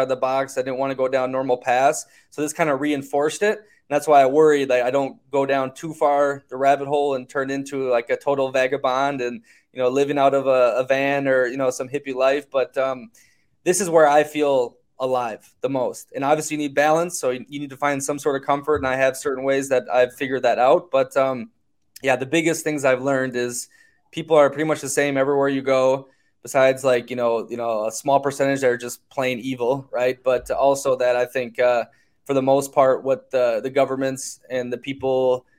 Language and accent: English; United States; growing up in America